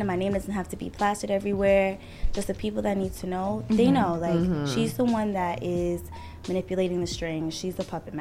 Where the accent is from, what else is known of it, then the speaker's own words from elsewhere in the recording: New York City, New York, United States; now in Elmont, United States; I am from Queens, New York, born and raised. I currently reside in Elmont